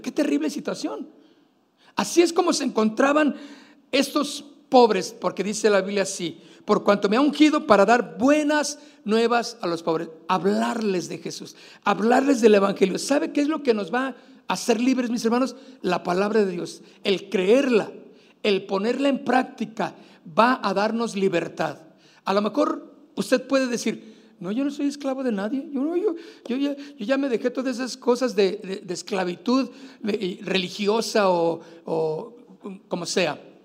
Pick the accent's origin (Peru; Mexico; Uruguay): Mexico; Nosotros como mexicanos, pues también tenemos nuestra fecha que celebramos el 16 de septiembre